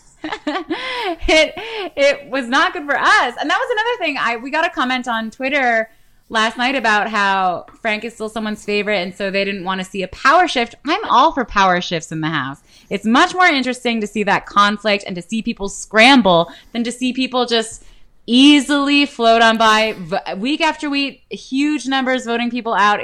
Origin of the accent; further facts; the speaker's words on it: Canada; I'm Canadian.